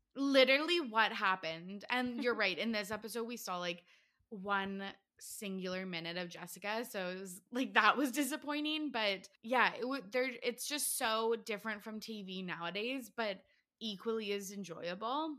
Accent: Canada; I'm from Canada

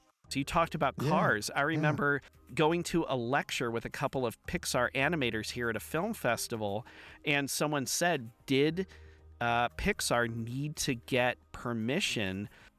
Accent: Midwest, United States; the reason I did is because growing up in the Midwest

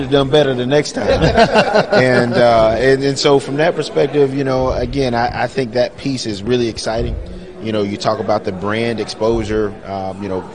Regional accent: Birmingham, Alabama, United States; moved away; I'm originally from Birmingham, Alabama

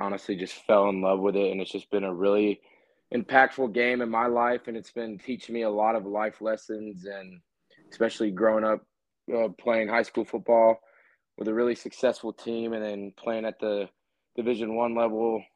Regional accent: Austin, Texas, United States; also born or lived in Dallas, Texas; born and raised in Austin, Texas, and playing at SMU in Dallas

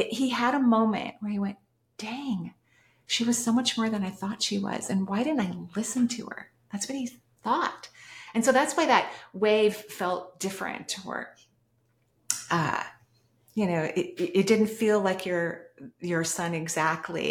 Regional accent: West Coast, United States; I'm from the West Coast

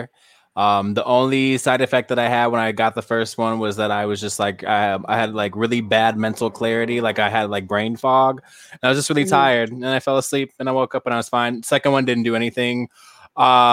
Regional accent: Illinois, United States; Illinois, like growing up, like you had to have like those booster shots.

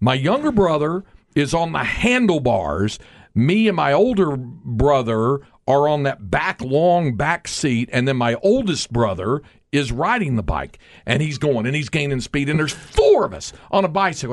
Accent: North Carolina, United States; moved away; we were kids growing up in North Carolina

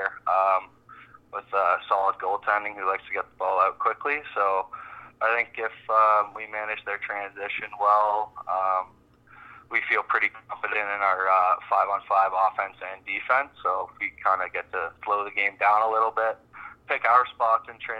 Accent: Toronto area, Ontario, Canada; now in Halifax, Canada; growing up in the Toronto area, myself especially, grew up a Rock fan

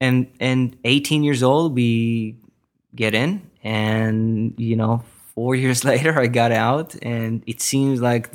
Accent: Israel; moved away as an adult; now in Westlake Village, United States; I was born and raised in Israel, yep.

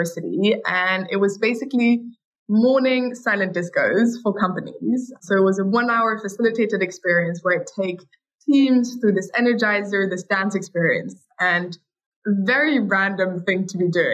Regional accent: Paris, Île-de-France, France; we're half French, half German, so we grew up in Paris

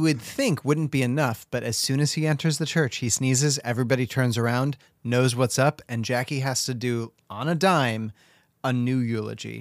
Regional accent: United States; as an American

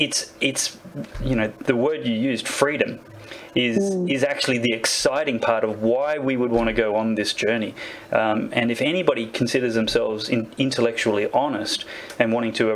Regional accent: Australia; especially as someone who at least partly identifies as Aboriginal Australian.

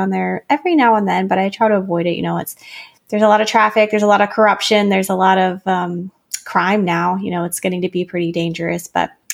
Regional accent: central Pennsylvania, United States; moved away as an adult; also born or lived in Washington, District of Columbia, United States / Teton Valley, Idaho; I moved back here, and I became re-enchanted, fell in love with my hometown all over again.

